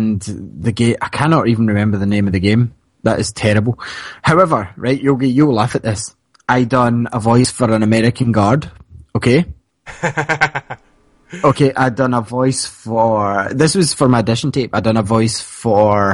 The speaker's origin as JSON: {"language": "English", "area": "Fife", "region": "Scotland", "country": "United Kingdom", "accent": "Scottish", "said": "I'm from Fife, like, because that's how people from Fife speak"}